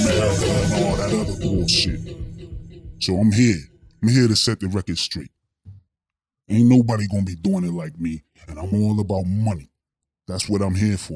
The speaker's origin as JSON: {"language": "English", "town": "Pittsburgh", "region": "Pennsylvania", "country": "United States", "said": "The Steel City Pittsburgh, Pennsylvania. That's where I'm from"}